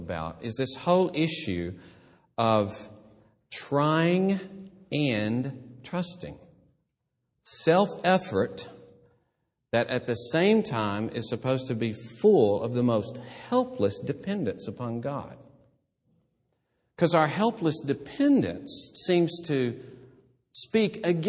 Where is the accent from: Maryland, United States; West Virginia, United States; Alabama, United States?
Alabama, United States; Gadsden; moved away; also born or lived in Columbus, Mississippi; my hometown, Gadsden